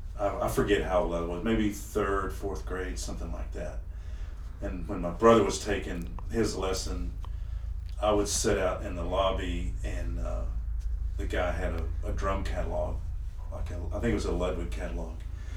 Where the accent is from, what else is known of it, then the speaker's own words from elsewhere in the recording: Amarillo, Texas, United States; my dad was in the music business. He had a nightclub there in Amarillo for 30 some odd years.